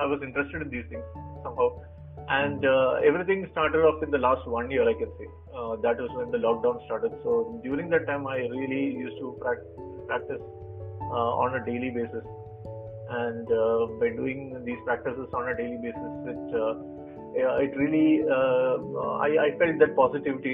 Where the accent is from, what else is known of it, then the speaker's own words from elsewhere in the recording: Kochi, Kerala, India; first language Malayalam; English is a second language; I'm from Kochi, and I have around 15 years